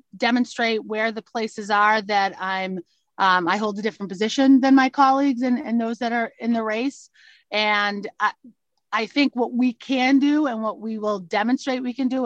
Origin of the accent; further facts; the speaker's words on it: Boston, Massachusetts, United States; I'm from Dorchester and I love the community that I grew up